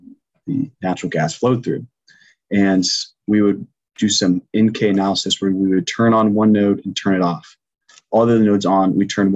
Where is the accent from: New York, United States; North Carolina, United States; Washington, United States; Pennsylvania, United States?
Washington, United States; Longview; now in Seattle, United States; my hometown, you know, Longview, Washington, 40,000 people